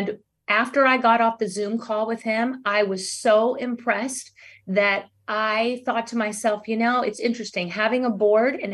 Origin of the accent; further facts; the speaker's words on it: Cypress, Texas, United States; I grew up in Cyprus